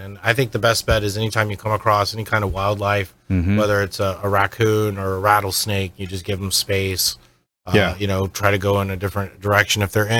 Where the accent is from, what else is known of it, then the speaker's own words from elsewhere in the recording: Florida, United States; I remember growing up in Florida. I'm fourth generation Floridian.